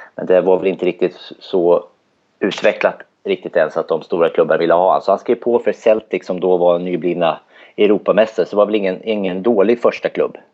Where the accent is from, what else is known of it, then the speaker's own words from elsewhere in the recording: Södermanland, Sweden; now in Örebro, Sweden; Jag är från Sörmland från början